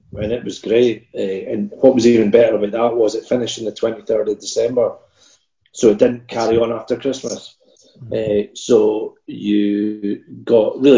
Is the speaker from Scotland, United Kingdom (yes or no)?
yes; Perth, Scotland, United Kingdom; I grew up in Perth, and my dad, who he was originally from Rosyth, so he had no connection to Perth